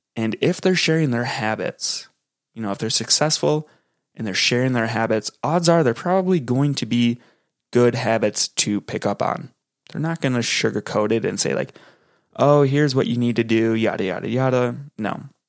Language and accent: English; Minneapolis–Saint Paul, Minnesota, United States; I'm from the Twin Cities in Minnesota